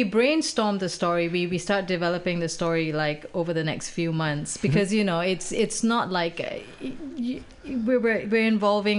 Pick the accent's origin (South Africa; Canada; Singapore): Singapore; moved away as an adult; now in Bay Area, United States; I'm a Singaporean person